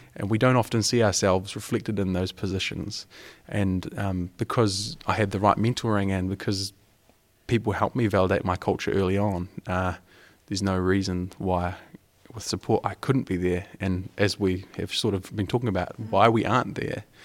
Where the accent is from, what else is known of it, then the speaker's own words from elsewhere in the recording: New Zealand; I'm from Aotearoa, New Zealand, um, the bottom of the world.